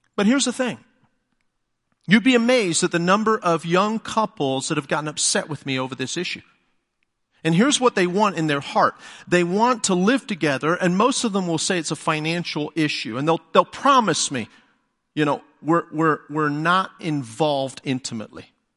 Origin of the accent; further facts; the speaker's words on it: England, United Kingdom; first language English; moved away as an adult; now in United States; being English